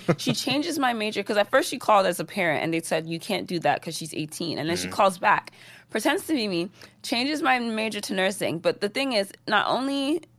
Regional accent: Atlanta, Georgia, United States; But I spent most of my time growing up in Atlanta during my high school years. Mm-hmm. So I feel like those are more so the formative years of an individual. Growing up in Atlanta was great.

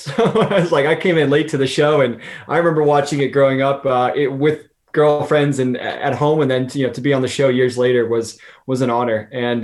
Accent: West Coast, United States; And I'm from the West Coast, and LA of course is over on the West Coast.

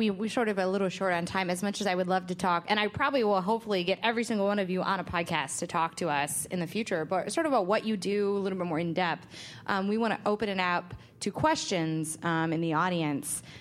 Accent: New York, United States; I'm from New York.

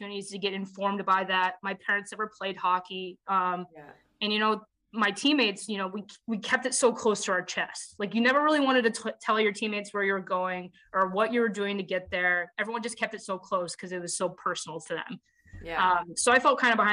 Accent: Las Vegas, Nevada, United States; moved away; I'm from Las Vegas

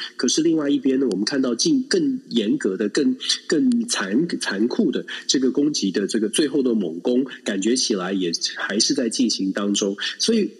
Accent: Taiwan; 都是同一个地方，都是在台湾长大的

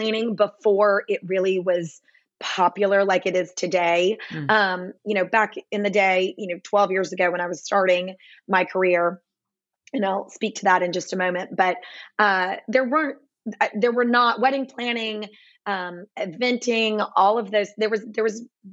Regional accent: Nashville, Tennessee, United States; moved away as an adult; also born or lived in Dallas, Texas / Fort Worth, Texas; I am born and raised in Nashville, Tennessee.

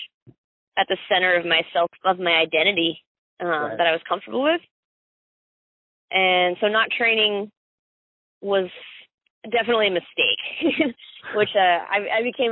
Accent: Summerfield, North Carolina, United States; also born or lived in Miami, Florida / Greensboro, North Carolina; I was born in South Dade County, Miami. Grew up in Summerfield, North Carolina

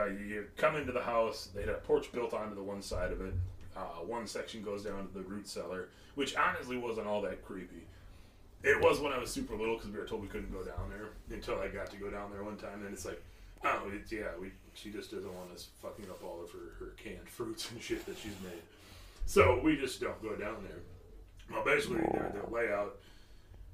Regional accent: Kansas City, United States; I've always been in the city. I was born in Kansas City. I've always lived in town

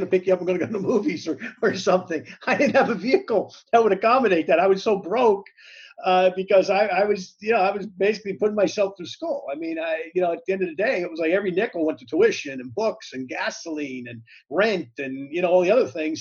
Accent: Hackensack, New Jersey, United States; I was born in Hackensack, New Jersey

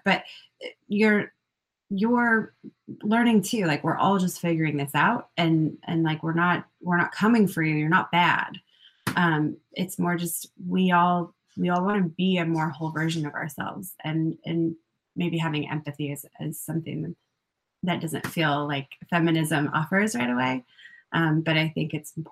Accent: Colorado, United States; I grew up in Colorado

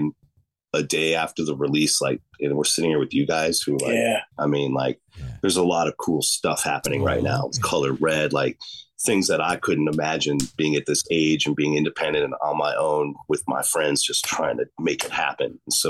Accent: Chicago, Illinois, United States; Yeah, totally. I'm from Chicago.

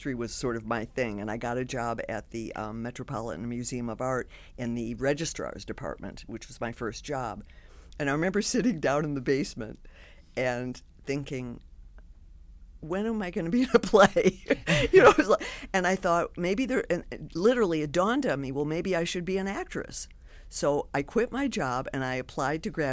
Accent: Detroit, Michigan, United States; I lived in the same house my whole life till I went to college, and I went to Mumford High School in Detroit

